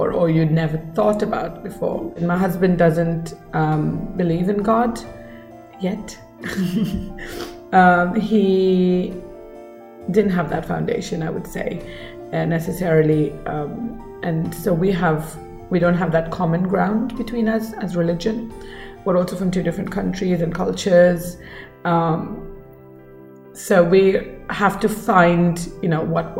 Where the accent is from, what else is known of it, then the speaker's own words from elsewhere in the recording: Bangalore, Karnataka, India; first language Kannada; English is a second language; moved away as an adult; now in Australia; I come from Bangalore, which is a landlocked city, you know, so we don't have the beach culture as such. And I didn't grow up with beach culture